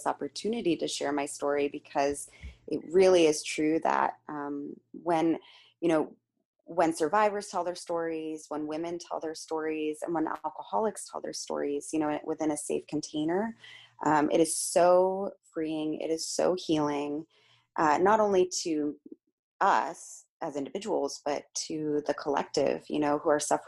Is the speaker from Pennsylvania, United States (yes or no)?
no; Palo Alto, California, United States; I grew up in Palo Alto, California, which is in the San Francisco Bay Area, right in the heart of Silicon Valley